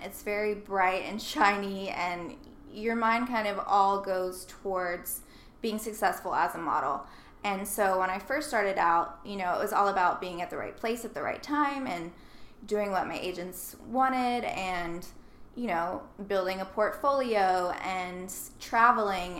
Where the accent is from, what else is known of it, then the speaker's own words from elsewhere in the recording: Nashville, Tennessee, United States; I grew up in Nashville